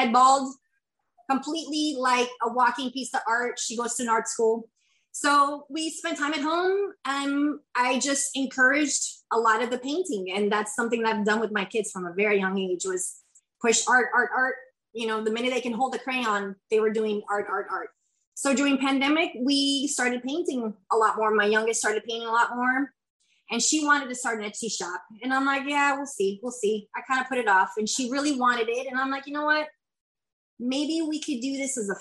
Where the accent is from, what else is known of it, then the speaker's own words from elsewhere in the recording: Kissimmee, Florida, United States; also born or lived in Puerto Rico; I'm originally from Puerto Rico. I lived there until I was 8, and then I've been in Kissimmee since pretty much my whole entire life